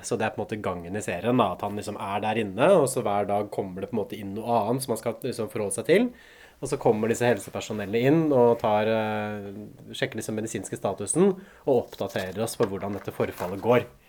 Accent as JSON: {"language": "Norwegian", "town": "Hamar", "region": "Innlandet", "country": "Norway", "tie": "born or raised there", "said": "Da jeg vokste opp på Hamar, liksom da jeg var tenåring"}